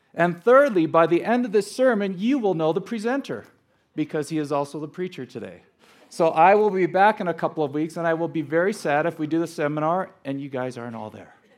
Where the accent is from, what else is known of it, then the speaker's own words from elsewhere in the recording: Los Angeles, California, United States; also born or lived in Scottsdale, Arizona; was born and raised in Los Angeles